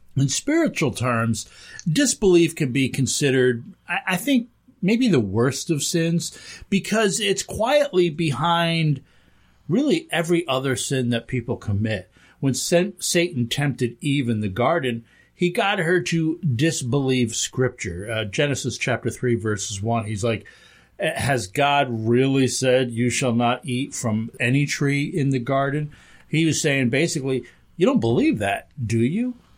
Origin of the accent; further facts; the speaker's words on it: Hudson Valley, New York, United States; moved away as an adult; now in Western New York, United States; I grew up down in the Hudson Valley